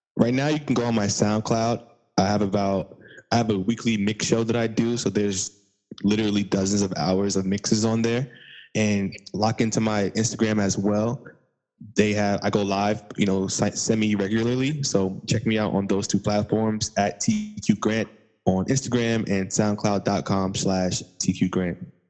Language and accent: English; Long Island, New York, United States; I'm from Long Island, but I do this for the whole New York State